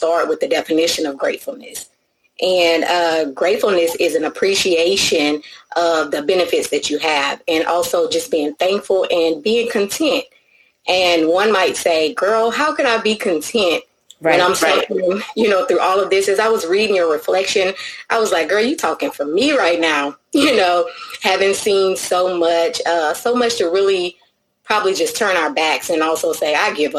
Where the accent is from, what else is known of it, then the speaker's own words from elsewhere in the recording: Louisiana, United States; from Louisiana. I am your Southern Belle friend.